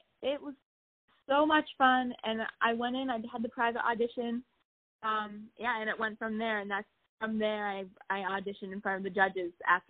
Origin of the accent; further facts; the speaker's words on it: New Hampshire, United States; my home state, New Hampshire.